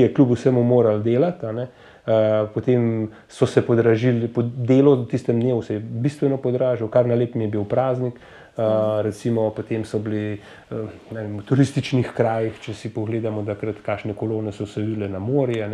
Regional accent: Slovenia

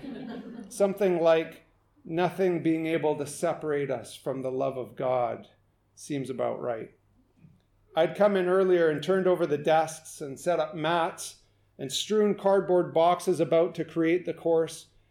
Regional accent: western Canada, British Columbia, Canada; I'm from about as far west in Canada that you can possibly get

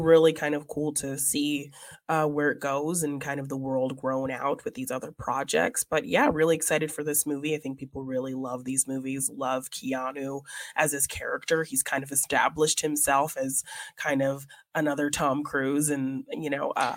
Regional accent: Canada; I'm Canadian.

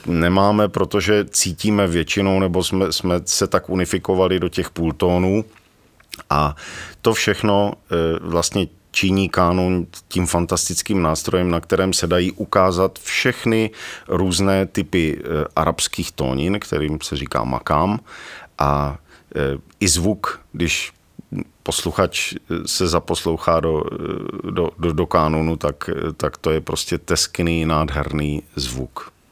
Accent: Ostrava, Moravian-Silesian Region, Czechia; now in Rožnov pod Radhoštěm, Czech Republic; narodil jsem se v Ostravě, teď, eh, teď tedy Rožnov

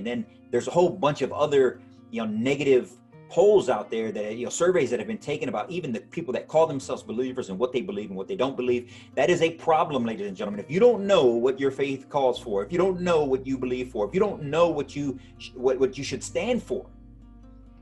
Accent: United States; we are an American people

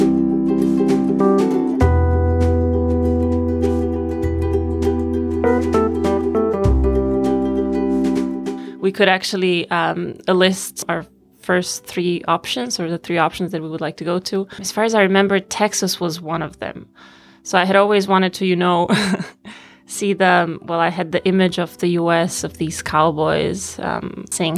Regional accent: Sarajevo, Federation of Bosnia and Herzegovina, Bosnia & Herzegovina; English is a second language; moved away as an adult; also born or lived in Anchorage, Alaska; now in Vienna, Austria; I'm from Sarajevo, from Bosnia and Herzegovina

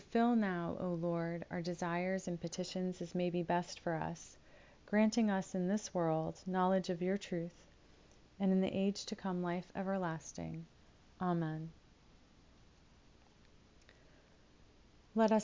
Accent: United States; I'm an American, so I know my American culture

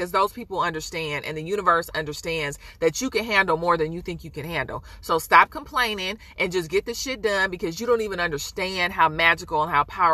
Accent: Oakland, California, United States; I'm from Oakland

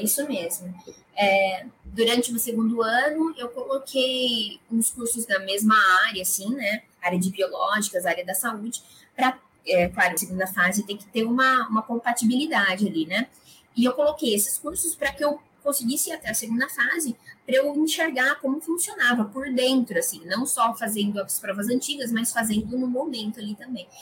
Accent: Araras, São Paulo, Brazil; eu sou de Araras, interior de São Paulo sempre estudei em escolas privadas

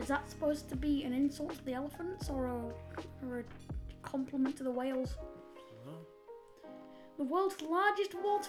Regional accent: United Kingdom; we're British.

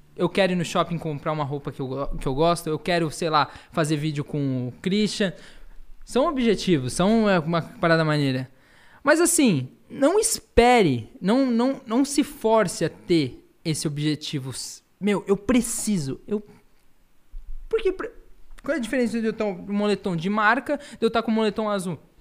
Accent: Florianópolis, Santa Catarina, Brazil; also born or lived in São Paulo; Sou paulista, mas fiquei, né, fui com um ano de idade para Florianópolis, então me consideram um manezinho da ilha

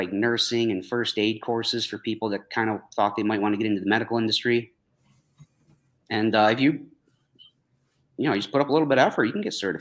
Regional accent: New York, United States; I grew up here a couple towns over.

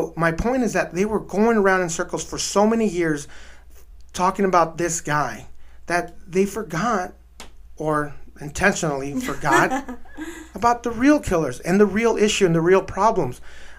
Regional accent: Ciudad Juárez, Chihuahua, Mexico; now in El Paso, United States; especially from my hometown, and living in El Paso is right there, our neighboring city, across the border.

